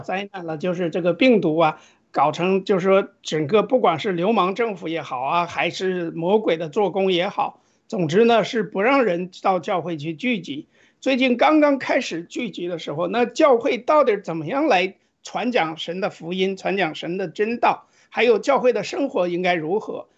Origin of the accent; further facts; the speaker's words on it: China; 作为中国人，就是中国的这个基督教的这种信仰的复兴